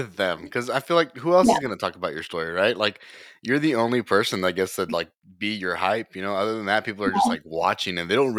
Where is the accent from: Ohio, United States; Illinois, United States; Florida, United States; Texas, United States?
Texas, United States; also born or lived in College Station; I mean, I'm from South Texas and then from, you know, around the College Station area.